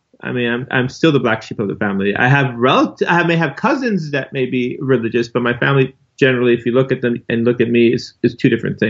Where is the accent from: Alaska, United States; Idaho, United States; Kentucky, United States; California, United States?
California, United States; Los Angeles; I grew up right here in Los Angeles, California. I didn't know anything about Islam until I discovered it around the age of 19 years old. And I literally became Muslim overnight as soon as I found it.